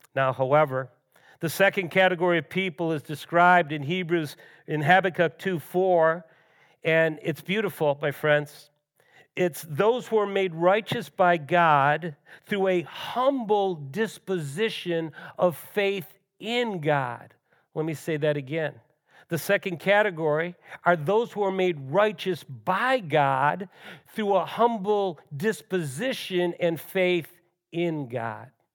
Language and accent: English; Western New York, United States; Both Ellen and I grew up in Western New York